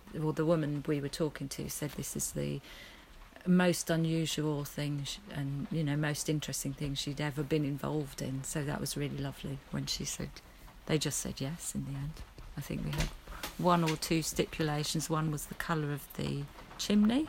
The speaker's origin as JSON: {"language": "English", "town": "Wimbledon", "region": "London", "country": "United Kingdom", "tie": "born or raised there", "moved": "yes", "said": "I was brought up in Wimbledon"}